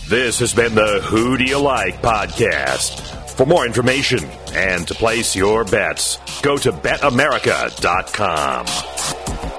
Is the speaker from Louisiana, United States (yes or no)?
yes; New Orleans, Louisiana, United States; born or raised there